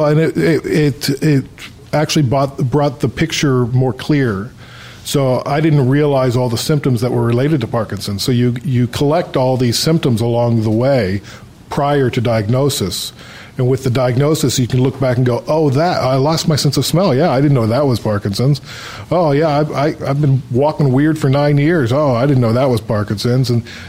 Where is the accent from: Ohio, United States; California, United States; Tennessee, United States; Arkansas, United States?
Ohio, United States; I'm from Ohio. I'm originally from the United States, and I've lived all over the States.